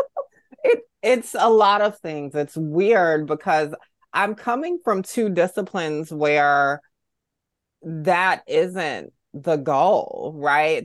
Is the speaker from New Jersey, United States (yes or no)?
no; Augusta, Georgia, United States; growing up in the South in Augusta, Georgia